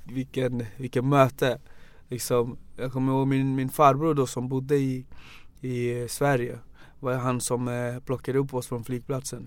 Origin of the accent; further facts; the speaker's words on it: Banjul, Gambia; now in Sweden; Jag är född i Gambia. Um, jag är född 83, 1983